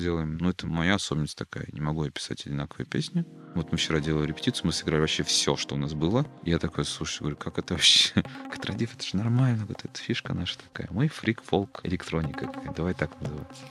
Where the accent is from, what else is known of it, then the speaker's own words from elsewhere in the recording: Tatarstan, Russia; я татарин